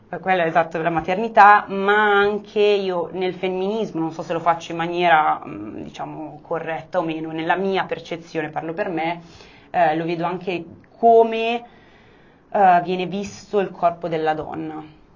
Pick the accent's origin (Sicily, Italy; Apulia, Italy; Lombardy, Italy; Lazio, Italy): Lombardy, Italy; Monza; non sono milanese perché sono monzese, però comunque sono lombarda